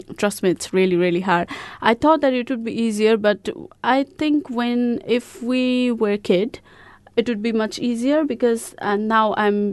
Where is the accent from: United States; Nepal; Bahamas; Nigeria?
Nepal; first language Nepali; English is a second language; moved away as an adult; now in Christchurch, New Zealand; I'm from Nepal.